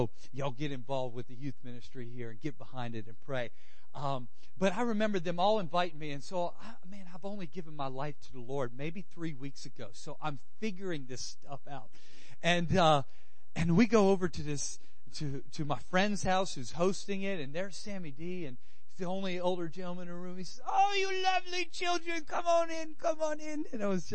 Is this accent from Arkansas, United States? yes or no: no; Louisiana, United States; I'm from Louisiana. We grub. Us Cajuns know how to cook something